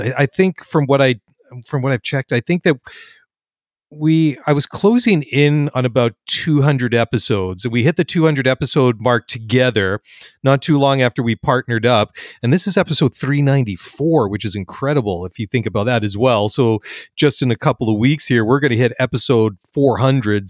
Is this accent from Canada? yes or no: yes; Canada; I'm a first generation Canadian, first one outside of, in the family to be born outside of the ancestral homelands on the other side of the pond